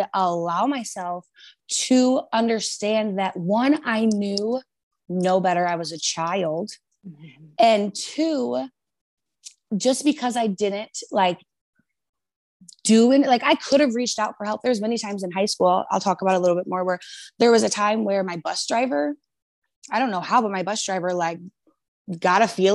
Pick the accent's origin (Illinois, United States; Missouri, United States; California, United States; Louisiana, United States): Illinois, United States; Rockford; I grew up in Rockford, Illinois with my grandparents